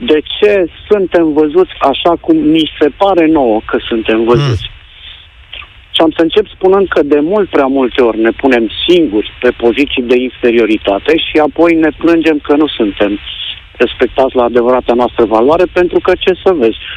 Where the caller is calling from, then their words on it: Copenhagen, Capital Region of Denmark, Denmark; Salutările vin de la Copenhaga, din Danemarca.